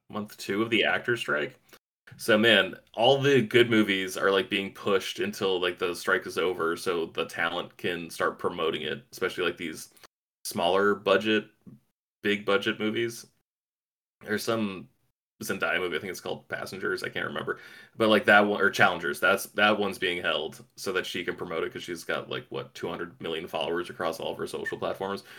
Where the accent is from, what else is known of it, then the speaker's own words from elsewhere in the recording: East Coast, United States; moved away; I grew up on the East Coast. I'm used to East Coast winters